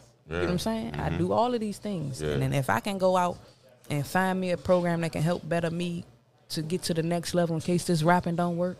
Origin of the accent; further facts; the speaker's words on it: Washington, District of Columbia, United States; all quadrants of the Northeast side that I grew up in.